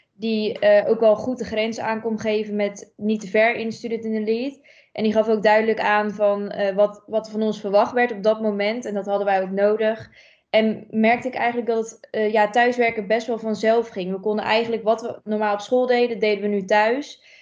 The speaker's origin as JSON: {"language": "Dutch", "town": "Almkerk", "region": "North Brabant", "country": "Netherlands", "said": "ik kom uit Almkerk, dus een klein dorpje dichtbij dicht bij Gorkum"}